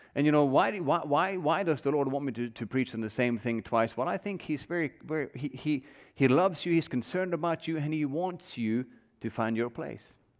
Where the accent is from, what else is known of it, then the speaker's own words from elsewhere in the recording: Norway; now in United States; I grew up in Norway. I don't know if all of you know that, but I grew up there.